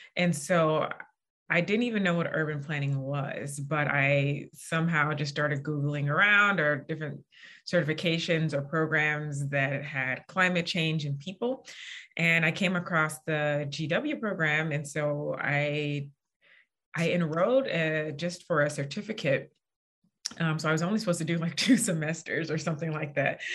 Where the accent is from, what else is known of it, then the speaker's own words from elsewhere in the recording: St. Louis, Missouri, United States; moved away as an adult; also born or lived in Indiana / Washington, D.C.; I'm originally from St. Louis, Missouri